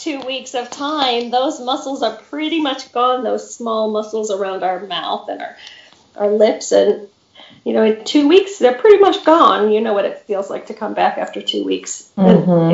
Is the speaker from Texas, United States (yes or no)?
no; Grosse Pointe, Michigan, United States; also born or lived in Champaign-Urbana, Illinois / Colorado; I grew up in Grosse Pointe, Michigan, which is the suburb of Detroit